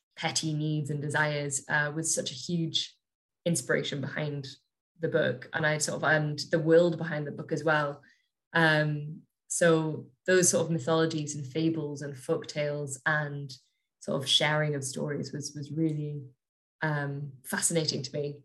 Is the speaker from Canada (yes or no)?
no; Northumberland, North East England, United Kingdom; now in Scotland, United Kingdom; I grew up just in Northumberland, so just south of the border